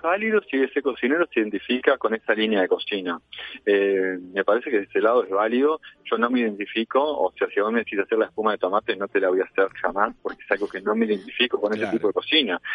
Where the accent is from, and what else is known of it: Uruguay